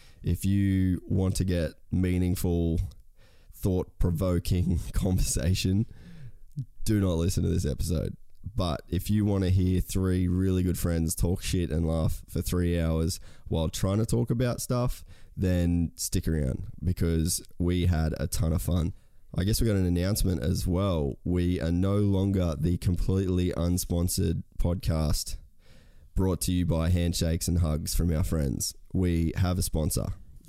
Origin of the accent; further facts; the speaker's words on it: Australia; how being Aussie blokes, it's not something that you really talk about a lot.